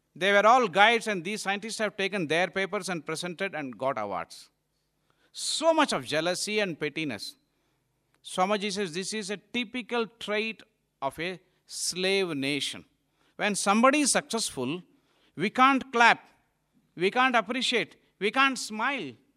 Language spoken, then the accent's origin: English; India; also born or lived in Malaysia; it is our country